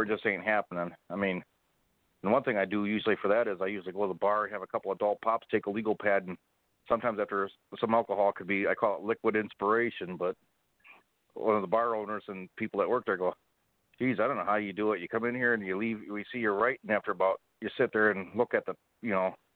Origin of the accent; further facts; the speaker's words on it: Waterford, Michigan, United States; a Waterford police officer in my hometown